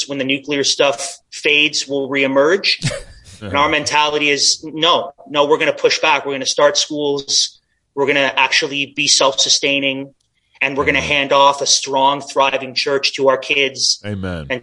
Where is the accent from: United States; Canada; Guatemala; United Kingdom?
Canada